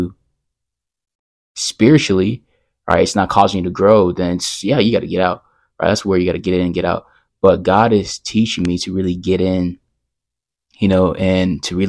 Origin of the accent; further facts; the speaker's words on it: Texas, United States; I'm from Texas